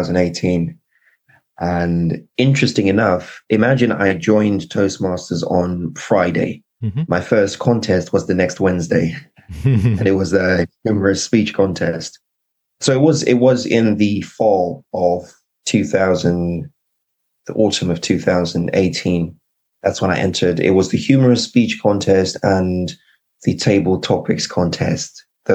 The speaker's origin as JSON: {"language": "English", "country": "Zimbabwe", "tie": "born or raised there", "also_born_or_lived": "United Kingdom", "accent": "British", "said": "was born in the UK, but I've got mixed ancestry. My father is Nigerian. My mother is Zimbabwean. I grew up in Zimbabwe, but I had a long, complicated Nigerian name and a British accent."}